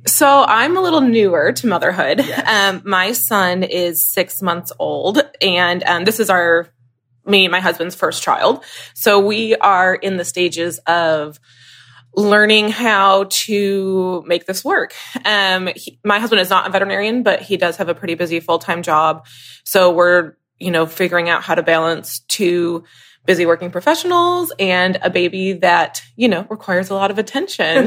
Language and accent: English; Michigan, United States; moved away as an adult; now in Kentucky, United States; I'm originally from Michigan and kind of just grew up like showing horses